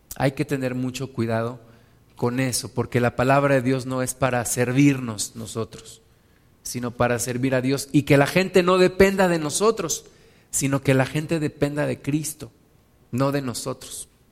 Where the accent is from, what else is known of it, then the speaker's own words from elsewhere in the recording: Mexico; donde yo me congregaba, donde yo nací en la, congregación en México